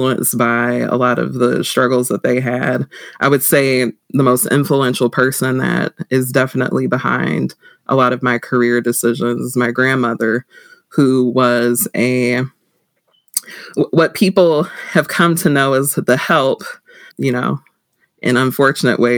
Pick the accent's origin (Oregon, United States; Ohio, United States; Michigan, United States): Michigan, United States; Saginaw; I was born and raised in Saginaw, Michigan